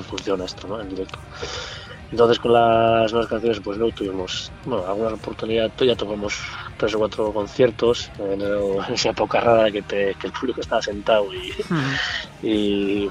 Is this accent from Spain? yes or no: yes; Mutriku, Basque Country, Spain; somos de Motrico